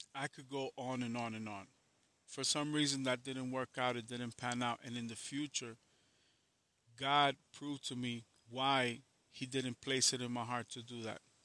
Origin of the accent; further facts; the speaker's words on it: New York, United States; I'm from New York